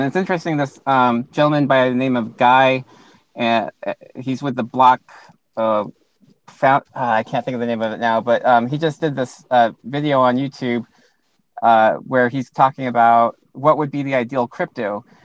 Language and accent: English; Alaska, United States; also born or lived in Hilo, Hawaii / Louisiana; moved to Alaska, and that's where I grew up since uh, since I was about six years old